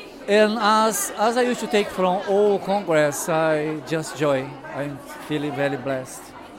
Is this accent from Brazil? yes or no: yes; Brazil; English is a second language; now in London, United Kingdom; I am from Brazil, but I'm living UK now, London.